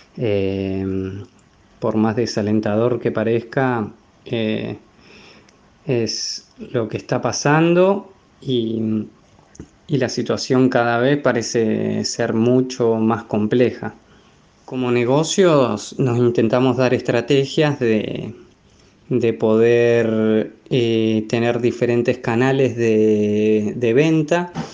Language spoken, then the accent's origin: Spanish; General Roca, Río Negro, Argentina; moved away as an adult; also born or lived in Wellington, New Zealand; now in New Zealand; soy de General Roca, Río Negro